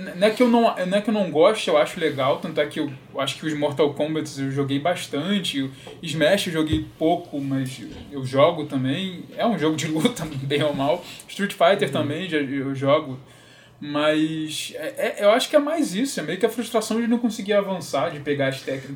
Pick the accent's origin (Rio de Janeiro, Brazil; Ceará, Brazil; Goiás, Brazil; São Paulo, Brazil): Rio de Janeiro, Brazil; moved away; eu sou carioca